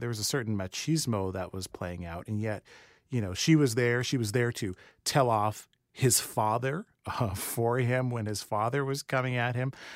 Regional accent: Rancho Cucamonga, California, United States; I grew up in Rancho Cucamonga around the time that this was happening

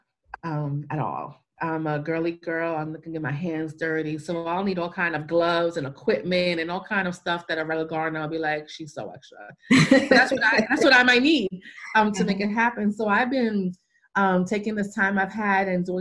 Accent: New York City, New York, United States; moved away; I'm a cityite. I'm from New York City, where the closest thing to a plant was my mother's plant garden in the window

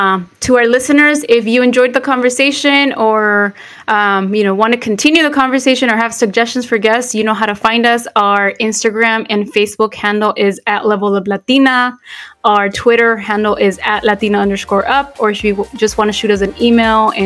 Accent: Northern California, United States; I'm from Northern California

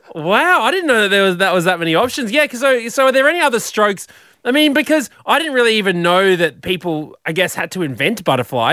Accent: Brisbane, Queensland, Australia; I was 15 from Brizzy

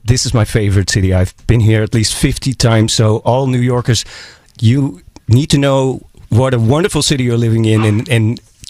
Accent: Amsterdam, North Holland, Netherlands; because I'm from Amsterdam, the Netherlands, Europe

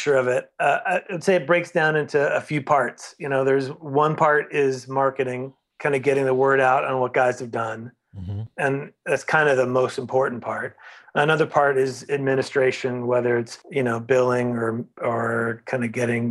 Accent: St. Louis, Missouri, United States; moved away as an adult; also born or lived in Los Angeles; I grew up in St. Louis, was in bands there

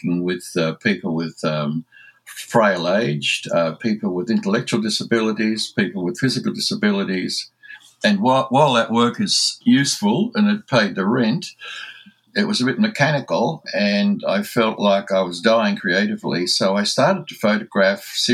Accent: Australia; accent: Aussie; my Aussie accent

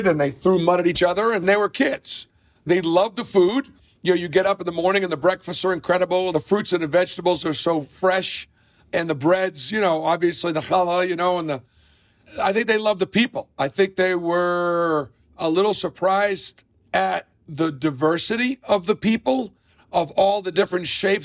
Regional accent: Boston, Massachusetts, United States; now in Auburn, United States; growing up in Boston, again, in the 60s and the early 70s

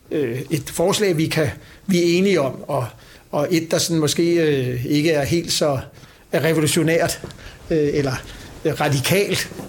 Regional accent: Copenhagen, Capital Region of Denmark, Denmark; Jeg er født på Plads på Vesterbro og vokset op på Nørrebro.

